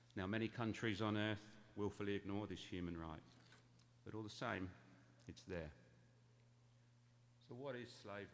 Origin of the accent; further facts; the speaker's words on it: England, United Kingdom; And yes, obviously, as my accent betrays, I'm of English origin.